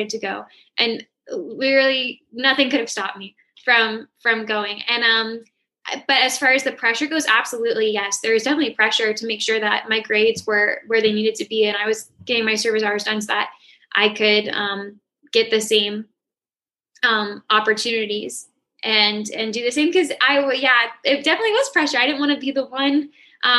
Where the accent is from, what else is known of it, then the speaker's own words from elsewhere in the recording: St. Petersburg, Florida, United States; moved away as an adult; also born or lived in Pinellas County, Florida; now in Orlando, United States; I'm from St. Petersburg